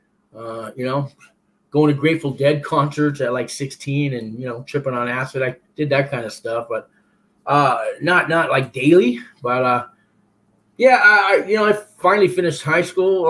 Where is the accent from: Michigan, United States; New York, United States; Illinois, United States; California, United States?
California, United States; San Francisco; also born or lived in Florence, Colorado; I was born and raised in San Francisco